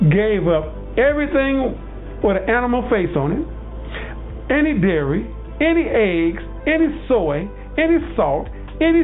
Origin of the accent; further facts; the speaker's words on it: the South, United States; I'm from the South, Southern boy.